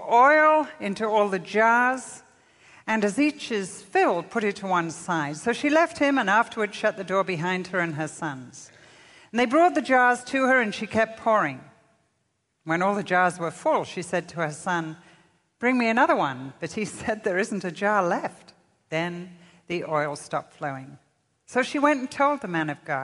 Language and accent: English; Liverpool, North West England, United Kingdom; moved away; also born or lived in Morecambe, Lancaster; when I was growing up in England